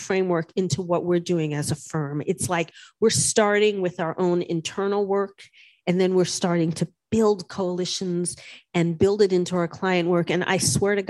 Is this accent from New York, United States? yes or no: yes; New York City, New York, United States; I grew up in New York City.